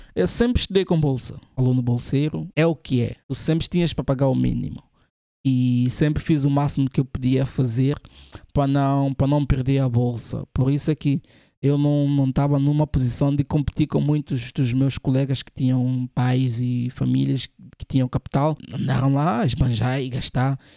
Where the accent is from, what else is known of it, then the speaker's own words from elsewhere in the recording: São Tomé & Príncipe; now in Portugal; Eu sou de Santo Tomé e vim para Portugal, estava a estudar